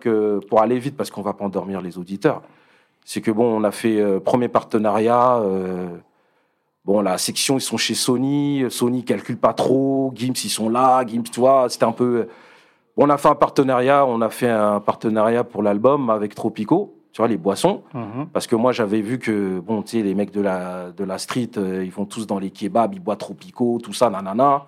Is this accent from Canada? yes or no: no; Paris, Île-de-France, France; moved away as an adult; now in Rosny-sous-Bois, France; à la base, je suis du 19e, tu vois. Je suis de Paris